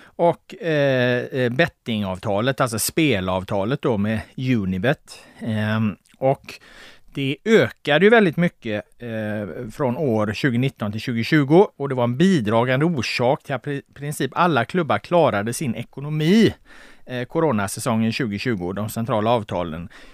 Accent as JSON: {"language": "Swedish", "town": "Gothenburg", "region": "Västra Götaland", "country": "Sweden", "said": "jag är från Göteborg"}